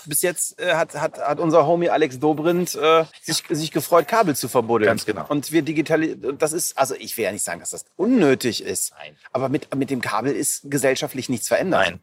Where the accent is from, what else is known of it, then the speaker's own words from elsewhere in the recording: Aachen, North Rhine-Westphalia, Germany; ich komme aus Aachen